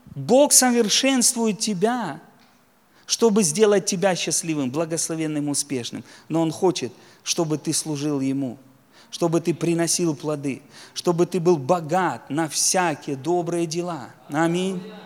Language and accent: Russian; Donetsk land, Donetsk Oblast, Ukraine; я сам из Донецкой земли, у нас там шахтеров много